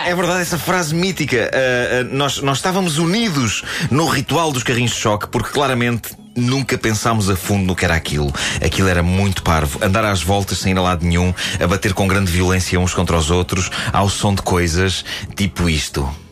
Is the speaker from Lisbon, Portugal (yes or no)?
yes; Lisbon, Portugal; Eu vivi a minha infância em Lisboa